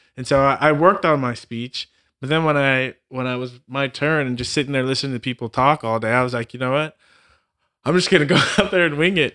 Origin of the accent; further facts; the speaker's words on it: Southern California, United States; moved away as an adult; also born or lived in Austin, Texas; I'm this kid from Southern California